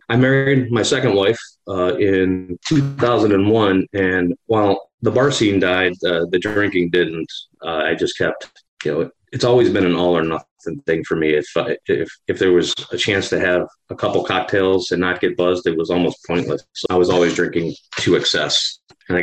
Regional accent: Cleveland, Ohio, United States; also born or lived in California; After high school, I moved from Cleveland to California

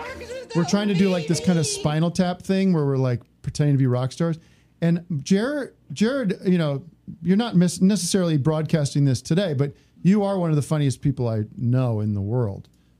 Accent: Allentown, Pennsylvania, United States; because I said I was from Allentown

